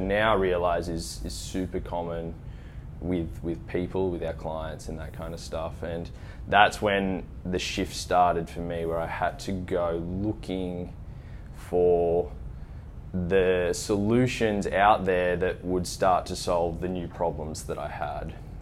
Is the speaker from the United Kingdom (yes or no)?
no; Scone, New South Wales, Australia; I grew up in a small country town